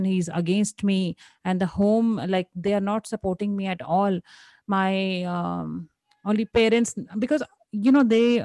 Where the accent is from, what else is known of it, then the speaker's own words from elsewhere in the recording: India; Being an Indian woman